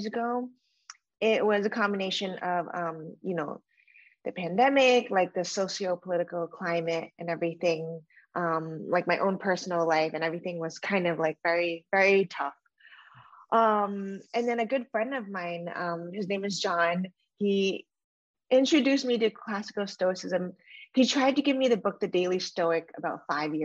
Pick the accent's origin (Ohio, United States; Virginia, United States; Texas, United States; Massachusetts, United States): Massachusetts, United States; Randolph; moved away as an adult; also born or lived in Los Angeles, United States / Connecticut, United States; now in Miami, United States; I grew up in a little suburb outside of Boston called Randolph